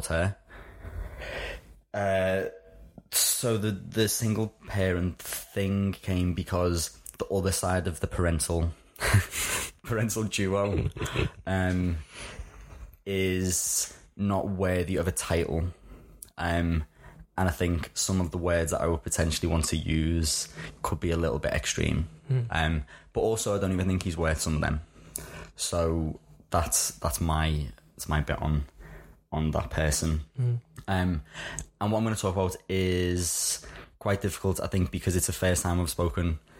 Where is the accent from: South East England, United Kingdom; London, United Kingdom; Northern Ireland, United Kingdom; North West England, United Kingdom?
North West England, United Kingdom; Liverpool; I was brought up in Liverpool, in case anyone hadn't clicked on the accent just yet.